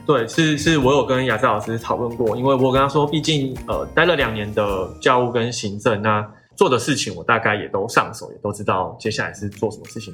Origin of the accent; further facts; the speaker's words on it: Tainan, Taiwan; moved away; 因为我本身是台南人，然后我很喜欢台南这个地方。最终，终极人生规划呢，就是回台南办华德福学校